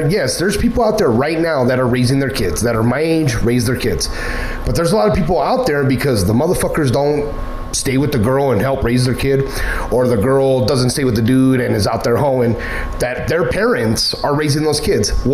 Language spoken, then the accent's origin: English; Miami, Florida, United States; I'm from Miami